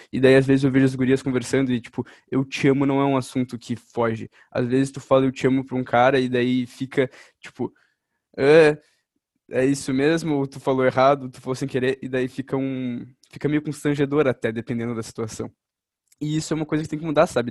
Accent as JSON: {"language": "Portuguese", "country": "Brazil", "said": "como brasileiro"}